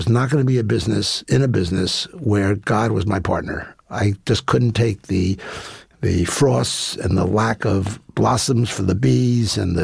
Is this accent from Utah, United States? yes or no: no; New York, United States; I grew up in Manhattan